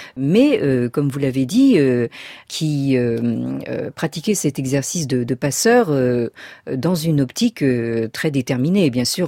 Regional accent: France; je suis née dans la France de l'après-guerre

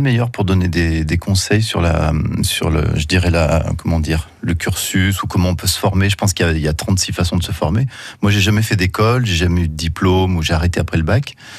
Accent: Saint-Étienne, Auvergne-Rhône-Alpes, France; Saint-Étienne, hein, puisque c'est ma ville natale

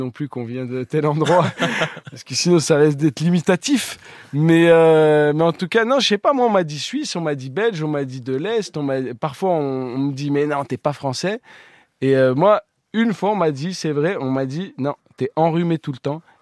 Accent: Grenoble, Auvergne-Rhône-Alpes, France; moi, moi, je, déjà, je suis originaire de Grenoble

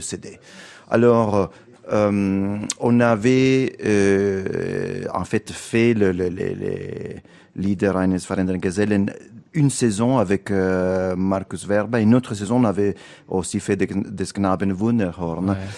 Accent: Italy; French is a second language; also born or lived in London, United Kingdom; now in Paris, France; ça fait longtemps que je n'habite plus en, Italie. Je suis un Italien en exil

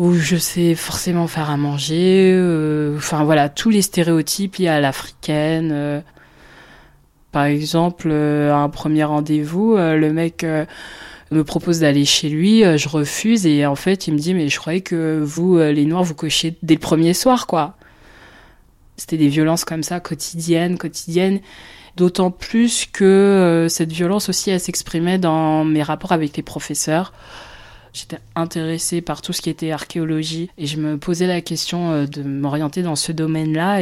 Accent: Marne-la-Vallée, Île-de-France, France; Je suis née en France. Je suis originaire du Congo. Mon père a migré en France à la fin des années 70 et j'ai grandi à Marne-la-Vallée

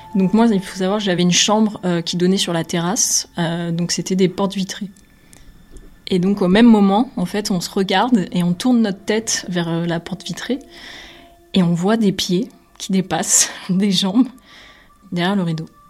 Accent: Nîmes, Occitania, France; moved away as an adult; also born or lived in Brussels; Je suis originaire de Nîmes

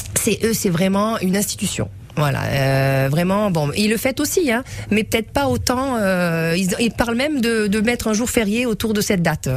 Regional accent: Sweden; now in Nice, France; je suis née en Suède.

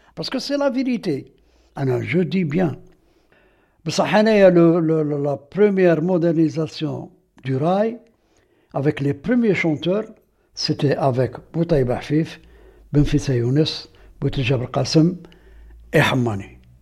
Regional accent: Aïn Témouchent, Aïn Témouchent Province, Algeria; Je suis né ici à Temouchent et j'ai grandi ici à Temouchent jusqu'à maintenant, jusqu'à l'heure actuelle.

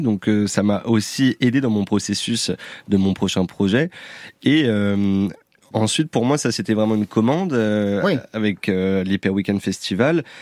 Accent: Réunion; je suis originaire de la Réunion

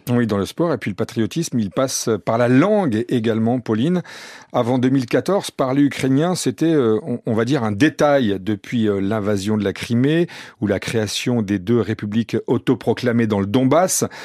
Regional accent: France; on est français

